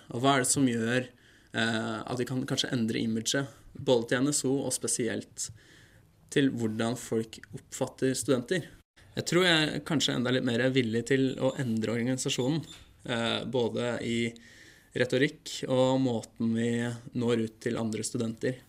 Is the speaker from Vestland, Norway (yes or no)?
yes; Bergen, Vestland, Norway; i Bergen, der jeg er fra